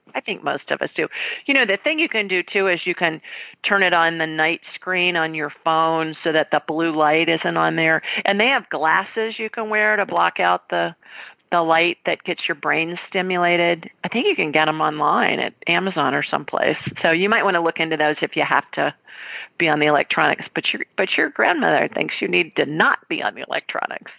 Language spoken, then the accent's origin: English; Columbus, Ohio, United States; I'm from Columbus, Ohio, and I, and I graduated from the Ohio State University